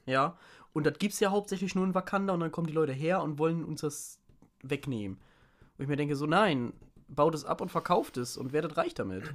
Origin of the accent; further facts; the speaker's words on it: Lower Saxony, Germany; ich bin halt kein Sachse, ich bin Niedersachse